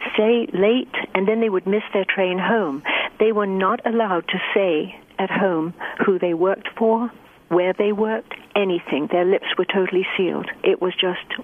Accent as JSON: {"language": "English", "town": "Harrow", "region": "London", "country": "United Kingdom", "tie": "born or raised there", "moved": "yes", "lives_now": "United States", "said": "Harrow, which is my hometown"}